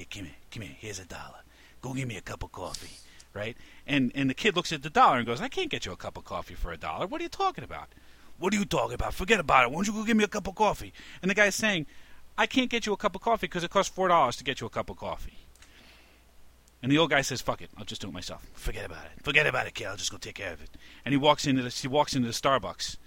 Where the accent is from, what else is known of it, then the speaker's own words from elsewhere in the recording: New York, United States; Growing up in New York